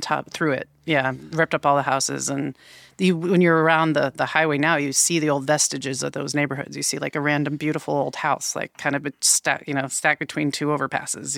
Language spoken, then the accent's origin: English; Boston, Massachusetts, United States; also born or lived in Vermont / North Carolina; now in Portland, United States; Originally, uh, born in Boston and kind of lived between Massachusetts and Vermont for most the first like early part of my life. Yeah, I moved out here in about 2008 to Portland